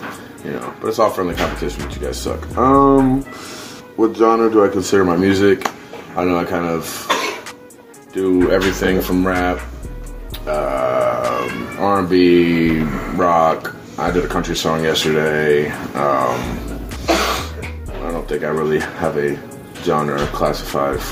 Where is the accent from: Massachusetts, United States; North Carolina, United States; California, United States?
North Carolina, United States; Charlotte; also born or lived in Long Island, New York; I say I'm from Charlotte, North Carolina, but I was born in Long Island. But I moved here, I was raised here.